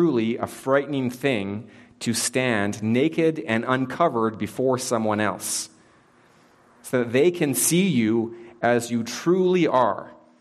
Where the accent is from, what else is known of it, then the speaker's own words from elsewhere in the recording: Canada; I am Canadian